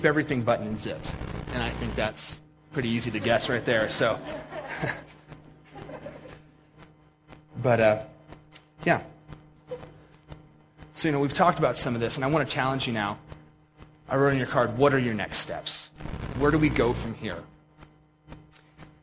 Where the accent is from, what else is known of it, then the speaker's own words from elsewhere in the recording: Pennsylvania, United States; now in Montana, United States; I grew up in Pennsylvania